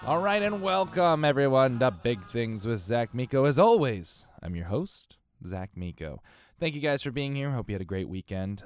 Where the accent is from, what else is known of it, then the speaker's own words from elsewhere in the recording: Connecticut, United States; moved away as an adult; we grew up in Connecticut